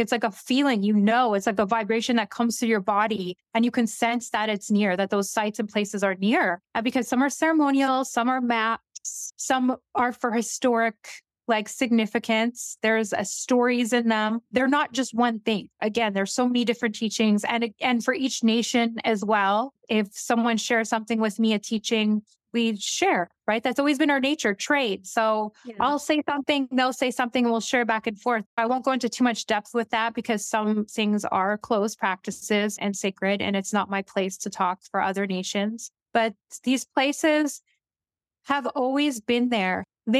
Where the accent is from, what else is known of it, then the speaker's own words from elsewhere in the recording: Northern Canada, Canada; So I first saw some of these when I was younger, growing up in the North. They're all over the Canadian Shield.